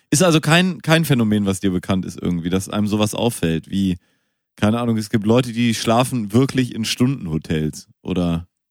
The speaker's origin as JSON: {"language": "German", "town": "Münster", "region": "North Rhine-Westphalia", "country": "Germany", "tie": "born or raised there", "said": "ich bin ja in Münster geboren"}